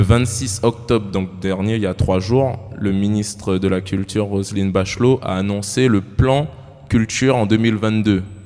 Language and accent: French; French Guiana; Moi, je viens de la Guyane